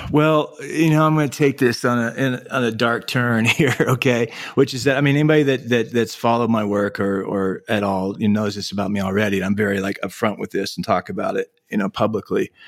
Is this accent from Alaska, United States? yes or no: yes; Anchorage, Alaska, United States; My family moved to Anchorage, Alaska when I was seven years old, uh, nineteen seventy-eight. And so, growing up in Anchorage in the late seventies and eighties